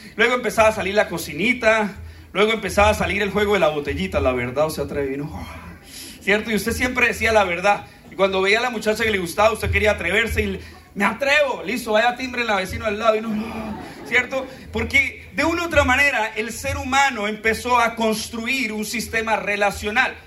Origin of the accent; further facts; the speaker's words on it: Colombia; qué lindos somos los colombianos